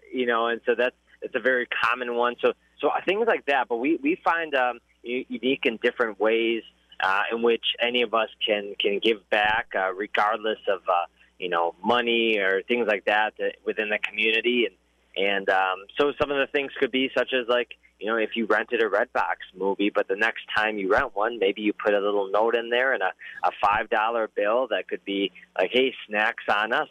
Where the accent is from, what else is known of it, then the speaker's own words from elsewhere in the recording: Madison, Wisconsin, United States; I'm from the Madison area